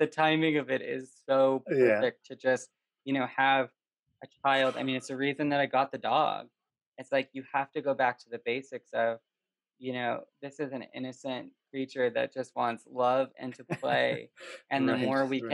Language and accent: English; Canada; moved away; growing up in Canada with hockey